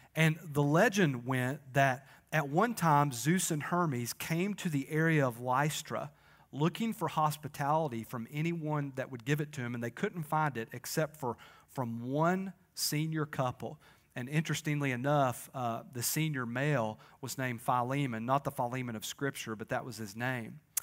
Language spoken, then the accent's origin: English; Crossville, Tennessee, United States; A lot of us are from here.